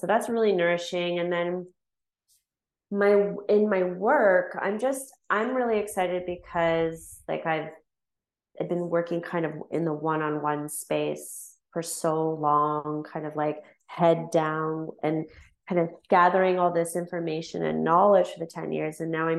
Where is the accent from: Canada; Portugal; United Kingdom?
Canada; London, Ontario; London, Ontario.